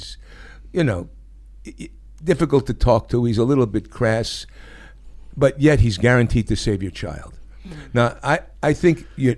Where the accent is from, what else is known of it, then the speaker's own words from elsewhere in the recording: New York, United States; moved away as an adult; I was born in New York. I spent, you know, 26 years in New York